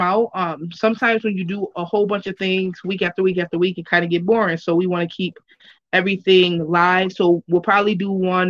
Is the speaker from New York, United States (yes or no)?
yes; Lackawanna, New York, United States; I am a rapper entrepreneur from Buffalo, New York. I'm actually from Lackawanna, New York, so I ain't gonna lie. I'm not gonna lie out here. My itty bitty city.